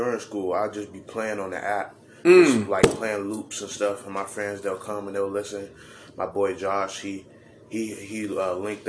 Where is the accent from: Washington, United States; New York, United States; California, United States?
California, United States; I'm from California